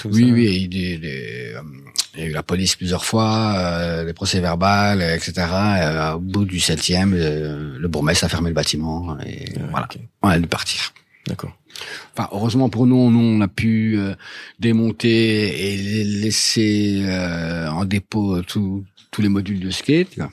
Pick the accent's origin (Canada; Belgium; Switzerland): Belgium; Dour, Wallonia; moved away as an adult; now in Brussels, Belgium; je, suis du Borinage, donc je suis de, de Dour à la base. Je suis arrivé ici en 96